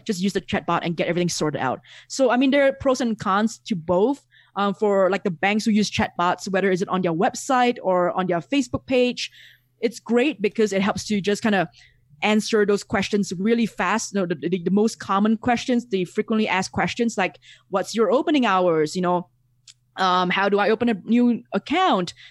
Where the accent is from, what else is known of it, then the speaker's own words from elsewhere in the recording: Singapore; moved away as an adult; now in Mexico; I'm originally from Singapore